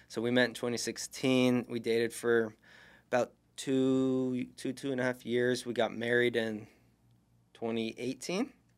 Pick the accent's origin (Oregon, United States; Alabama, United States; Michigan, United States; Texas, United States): Oregon, United States; moved away as an adult; now in Arizona, United States; in my hometown